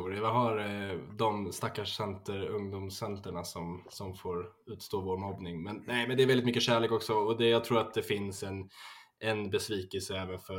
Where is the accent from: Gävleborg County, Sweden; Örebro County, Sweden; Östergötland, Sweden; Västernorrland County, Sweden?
Örebro County, Sweden; Örebro; Jag är väl en eh, 19 år gammal kille. Eh, född och uppvuxen i Örebro.